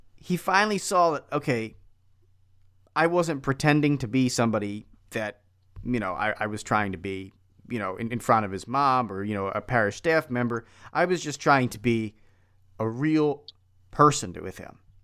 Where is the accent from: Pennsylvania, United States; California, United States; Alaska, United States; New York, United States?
Pennsylvania, United States; Philadelphia; now in Milwaukee, United States; I grew up in Philadelphia